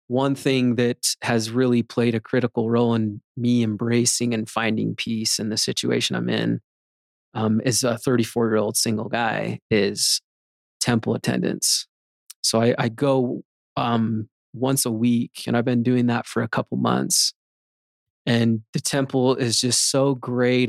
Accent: Magna, Utah, United States; I'd say Magna

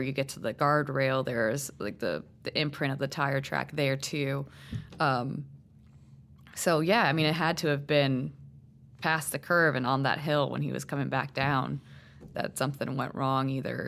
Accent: Puerto Rico; So, I mean, I grew up in Puerto Rico, okay. Or at least, you know, a little bit of my life I spent in Puerto Rico.

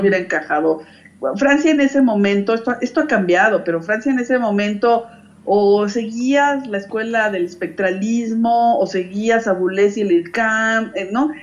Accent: Mexico; Y yo la verdad es que crecí en México

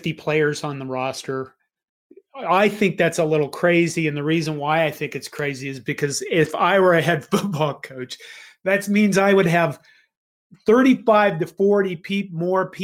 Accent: Curtis, Nebraska, United States; Curtis, Nebraska, where I grew up

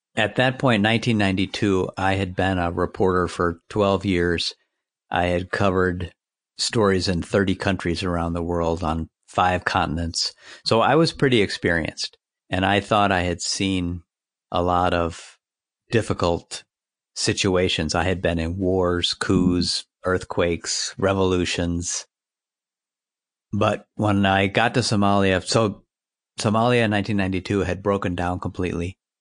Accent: United States; Being an American

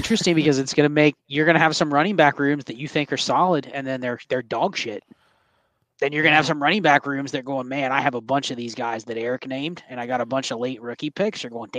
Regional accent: Columbus, Ohio, United States; Growing up in Columbus and in Ohio

